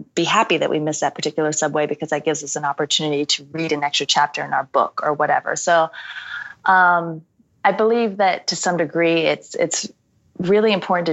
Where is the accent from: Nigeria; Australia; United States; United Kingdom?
United States; I, as an American